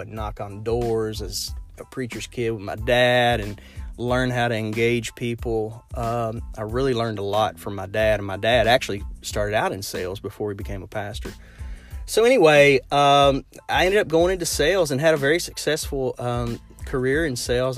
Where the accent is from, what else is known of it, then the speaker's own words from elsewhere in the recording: Lexington, Kentucky, United States; I'm from Lexington, Kentucky. So I'm sure you can hear it in my accent